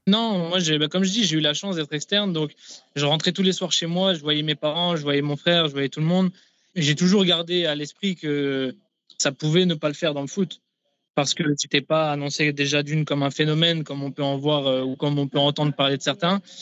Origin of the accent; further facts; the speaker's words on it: Nancy, Grand Est, France; moved away as an adult; now in Kansas City, United States; j'étais euh, dans ma ville natale